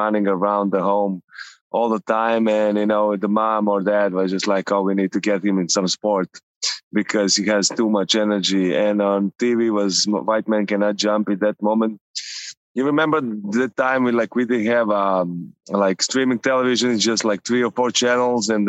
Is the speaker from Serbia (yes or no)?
yes; Novi Sad, Vojvodina, Serbia; moved away; So the area where I grew up, Lehman